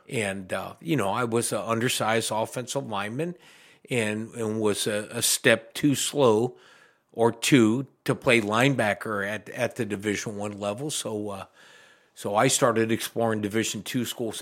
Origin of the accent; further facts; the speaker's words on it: Mansfield, Ohio, United States; I'm from Mansfield originally